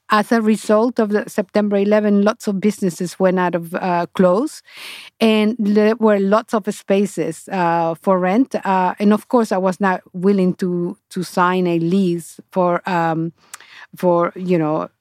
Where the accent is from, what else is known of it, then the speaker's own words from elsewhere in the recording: Honduras; English is a second language; moved away as an adult; now in New York, United States; i went back to honduras